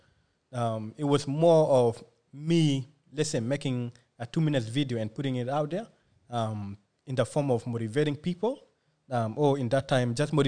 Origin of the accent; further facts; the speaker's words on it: Australia; English is a second language; also born or lived in refugee camp (birthplace); I'm just a kid who was born in a refugee camp. You know, when my family came to Australia, I couldn't speak English